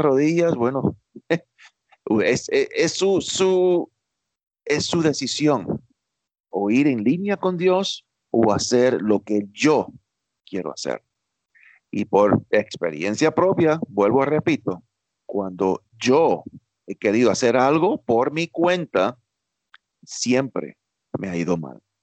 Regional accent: New York, United States; yo nací en Nueva York, criado en Estados Unidos toda mi vida, pero de padres cubanos

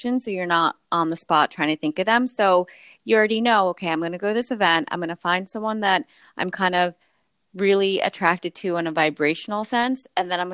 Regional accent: New York City, New York, United States; as a New Yorker

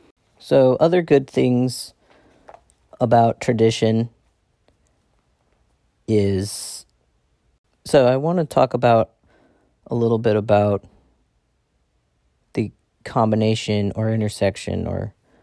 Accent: Ireland; I'm an Irish white person.

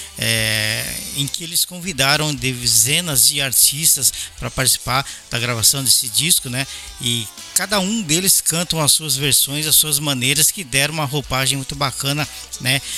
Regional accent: São Paulo, Brazil; also born or lived in Belo Horizonte; now in Japan; eu sou paulista, nascido em São Paulo, mas eu morei quase 10 anos em BH antes de voltar para o Japão

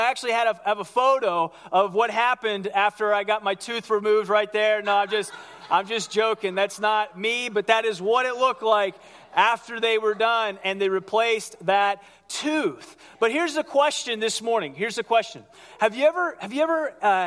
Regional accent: Ohio, United States; I grew up in Ohio

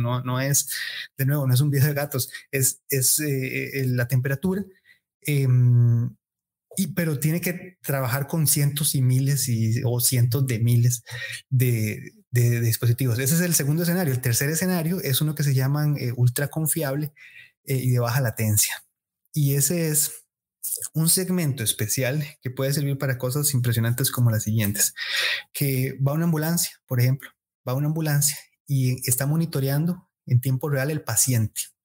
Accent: Costa Rica; como sociedad costarricense

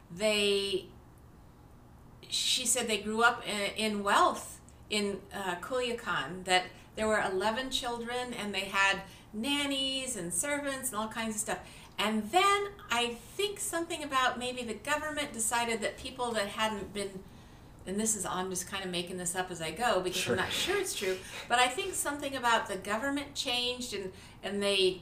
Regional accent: California, United States; you're a sixth generation Californian. I'm fifth generation.

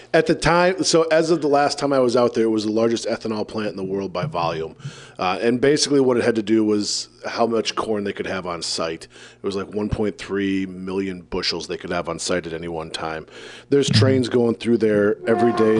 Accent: Decorah, Iowa, United States; my hometown of Decorah

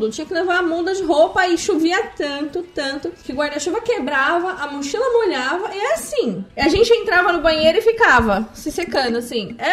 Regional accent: Santos, São Paulo, Brazil; nascida em Santos.

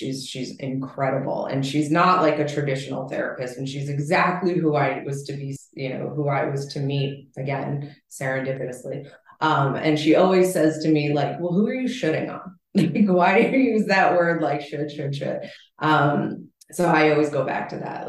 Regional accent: East Coast, United States; moved away as an adult; also born or lived in Los Angeles; I was, born and raised on the East Coast here, and my whole family's here

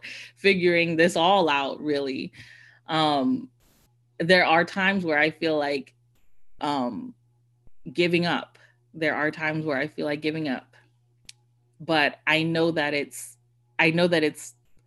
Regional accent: Bahamas; I'm technically not a Bahamian, but am a Bahamian

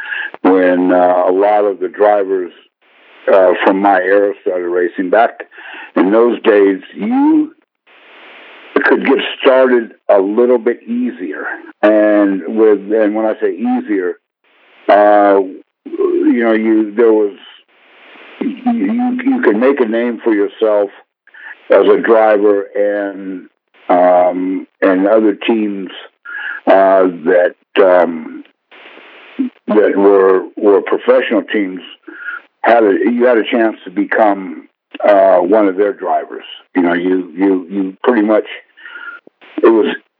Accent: San Jose, California, United States; I grew up in San Jose, California

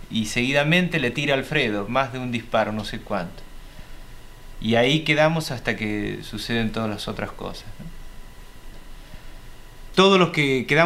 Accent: Santa Fe, Argentina; combatiente de la organización Montoneros, soy de Santa Fe. Eh, comencé mi militancia estudiantil en la misma ciudad

